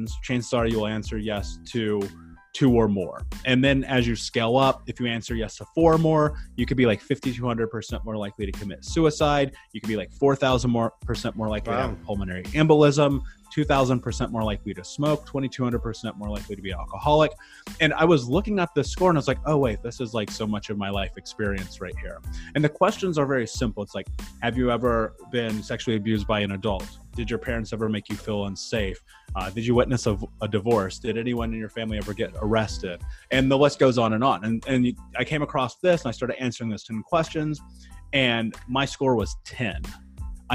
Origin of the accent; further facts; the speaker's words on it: Midwest, United States; growing up in the 90s in America, in the Midwest